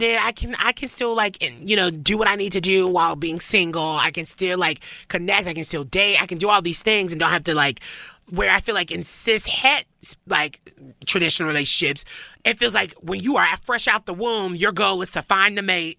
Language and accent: English; Tennessee, United States; we're both from Tennessee. For me, from the South